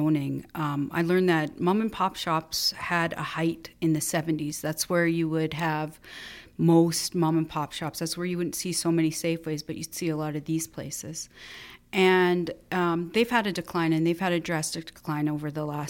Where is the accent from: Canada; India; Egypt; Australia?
Canada; Calgary, Alberta; moved away; also born or lived in Winnipeg; I was born and raised in Calgary, and we moved to Winnipeg